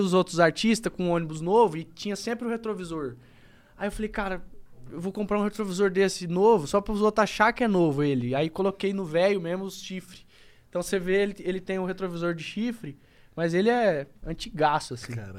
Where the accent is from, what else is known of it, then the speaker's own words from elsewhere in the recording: Campo Grande, Mato Grosso do Sul, Brazil; eu sou um cara de Campo Grande, sou do Mato Grosso do Sul